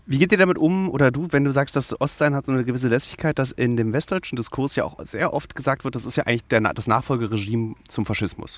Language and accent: German; Berlin, Germany; dass ich aus Ostberlin komme